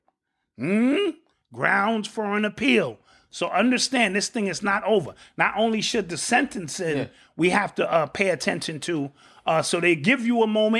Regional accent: Elizabeth City, North Carolina, United States; In my hometown where I grew up, Elizabeth City, North Carolina, that's where my family is from

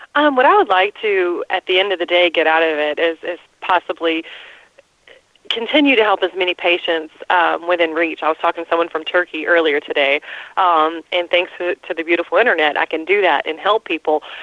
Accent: Atlanta, Georgia, United States; I'm from Atlanta, born and raised

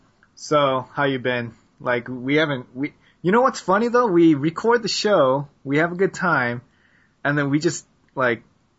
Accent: United States; Yo, I'm American.

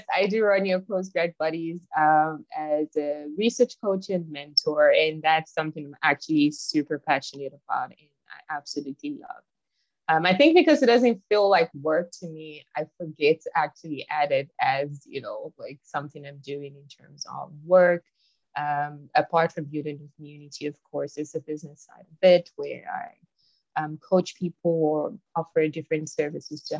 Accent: Nigeria; moved away as an adult; now in South Africa; So I am from Nigeria, but I'm currently based in South Africa. I've been here for almost 8 years now

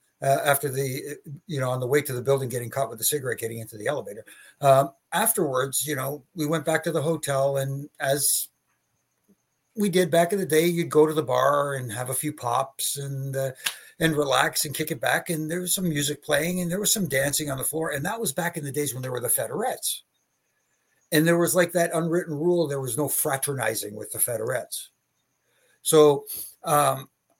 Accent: Canada; I'm from Canada

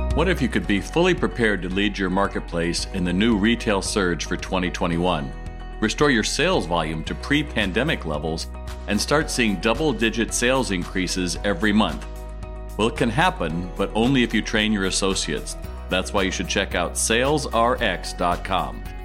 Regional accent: United States; as an American

